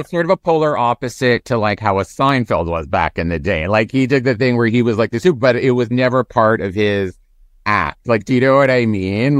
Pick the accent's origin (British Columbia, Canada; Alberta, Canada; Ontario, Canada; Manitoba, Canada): Ontario, Canada; Toronto; moved away; I'm from Toronto originally